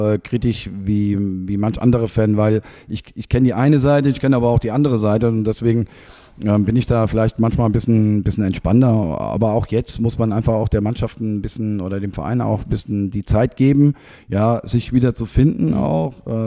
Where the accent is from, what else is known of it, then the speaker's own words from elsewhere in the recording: Germany; ich komme ja aus der Region, habe nie vorgehabt oder irgendwo anders.